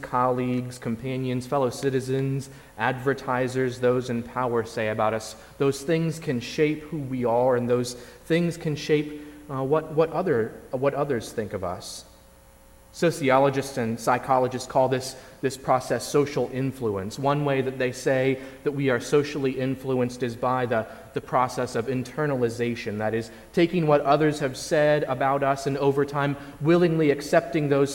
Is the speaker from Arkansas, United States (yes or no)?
no; Indiana, United States; also born or lived in Virginia; I spent nearly all of my pre-college life in Indiana